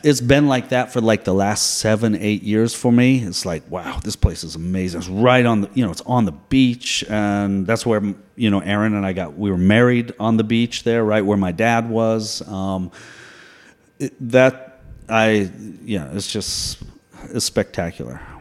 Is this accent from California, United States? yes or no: no; Boulder, Colorado, United States; moved away as an adult; also born or lived in Hanoi, Vietnam / Saigon, Vietnam; I grew up in Colorado